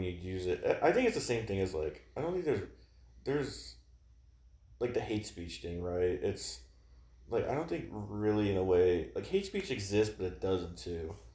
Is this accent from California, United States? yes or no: yes; California, United States; I grew up in California